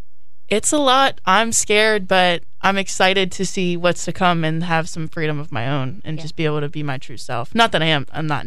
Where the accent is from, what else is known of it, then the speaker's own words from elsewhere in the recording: Rock Hall, Maryland, United States; I'm from Rock Hall. I've always been in such a tight-knit community where everyone knew me and everybody knew my mother.